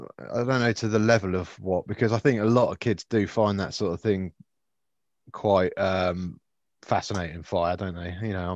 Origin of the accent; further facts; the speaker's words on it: United Kingdom; I'm British. I grew up in the countryside